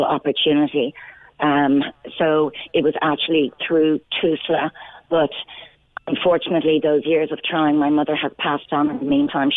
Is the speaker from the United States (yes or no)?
no; Cork, County Cork, Ireland; I was baptized 2 days after I was born in Besborough.